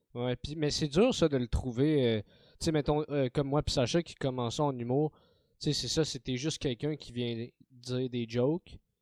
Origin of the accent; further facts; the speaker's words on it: Montreal, Quebec, Canada; j'ai grandi dans Saint-Michel